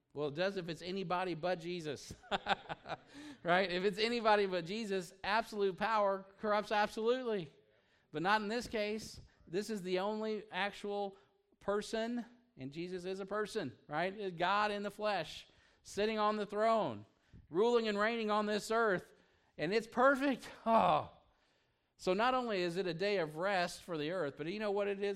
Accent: United States; being an American

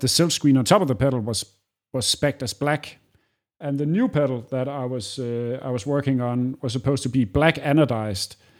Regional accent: Aarhus, Central Denmark Region, Denmark; I grew up in the same city that I live in now. It's second largest city in Denmark, which it doesn't say a lot, called Aarhus

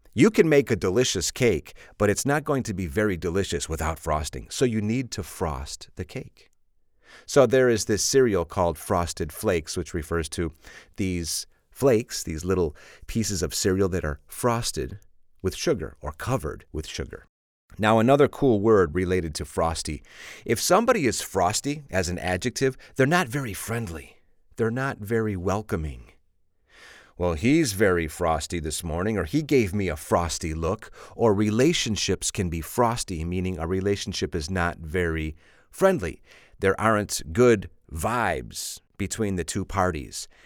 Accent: Chicago, Illinois, United States; I'm from Chicago

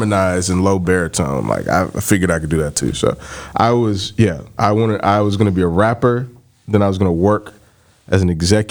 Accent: Barberton, Ohio, United States; Growing up in Barberton, I had a very comprehensive life plan when I was a preteen in the Boys and Girls Club

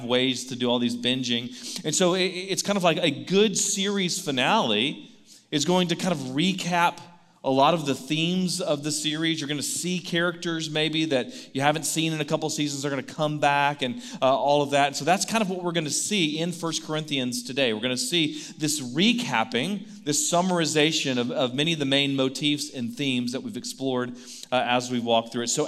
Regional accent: Baytown, Texas, United States; Baytown, my hometown

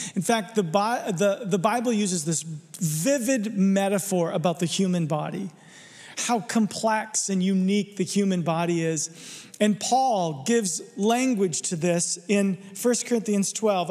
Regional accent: Arizona, United States; I'm from Arizona, there's no water there. We don't do water. I didn't learn to swim till I was 12, seriously.

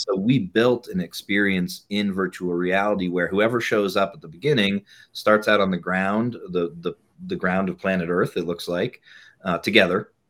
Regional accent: New England, United States; also born or lived in Bay Area, California; now in Boulder, United States; I grew up in New England

